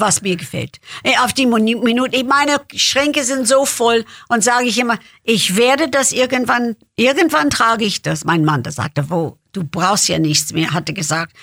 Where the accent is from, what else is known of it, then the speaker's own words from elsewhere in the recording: Lansdale, Pennsylvania, United States; German is a second language; now in Germany; Geburtstag ist Lansdale, Pennsylvania